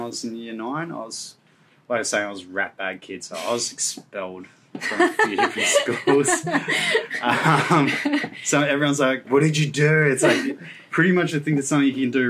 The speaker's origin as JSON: {"language": "English", "town": "Gold Coast", "region": "Queensland", "country": "Australia", "tie": "born or raised there", "said": "growing up on the Gold Coast, you got the surf, so I was always out there"}